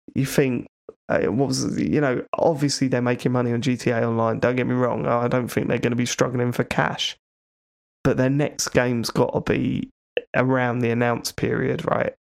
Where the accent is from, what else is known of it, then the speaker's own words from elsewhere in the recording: Croydon, London, United Kingdom; I went to school in Croydon. I know Croydon very well